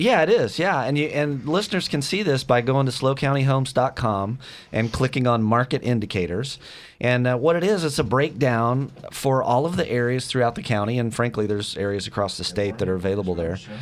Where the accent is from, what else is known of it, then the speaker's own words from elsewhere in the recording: West Texas, United States; moved away; I grew up in West Texas